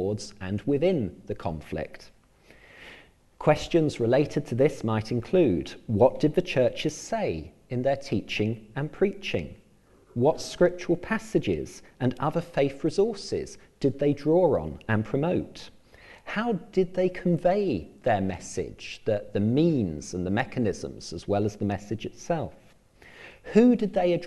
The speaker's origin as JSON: {"language": "English", "region": "England", "country": "United Kingdom", "moved": "as an adult", "lives_now": "Northern Ireland, United Kingdom", "said": "as you may well be able to tell from my accent, I come originally from England. I moved to live and work in Northern Ireland 8 years ago"}